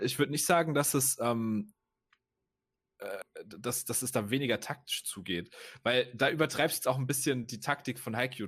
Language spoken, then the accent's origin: German; Rhineland-Palatinate, Germany; in meiner Heimatregion